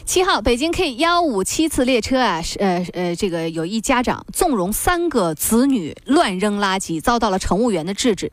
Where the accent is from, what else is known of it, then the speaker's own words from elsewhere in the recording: China; 我们中国人